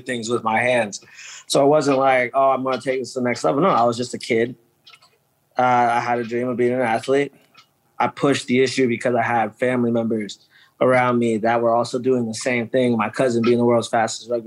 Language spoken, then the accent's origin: English; Canton, Ohio, United States; That's where I'm from. I'm from Canton